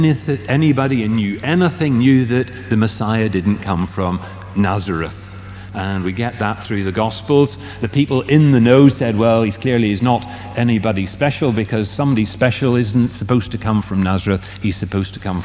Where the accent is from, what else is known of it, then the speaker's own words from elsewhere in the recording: Strabane, Northern Ireland, United Kingdom; moved away; I was born in Strabane.